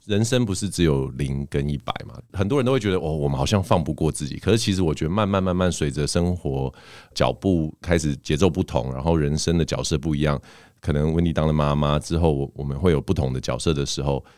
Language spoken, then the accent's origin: Chinese; Canada; now in Taiwan; 小时候在加拿大长大嘛，所以我，像我们这种有加拿大，就是外国国籍的人